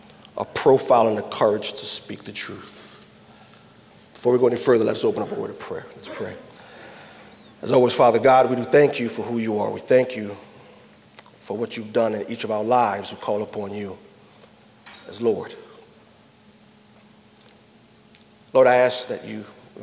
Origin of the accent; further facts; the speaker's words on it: New Orleans, Louisiana, United States; now in Chicago, United States; I live in Chicago, but I'm from New Orleans, Louisiana. And grew up there